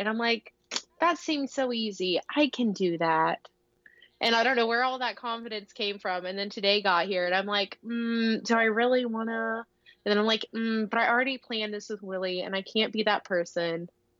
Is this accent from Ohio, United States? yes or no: yes; northwestern Ohio, United States; I grew up in a really, really tiny town, not even a town. It's called a village. Okay. In northwestern Ohio, like really small.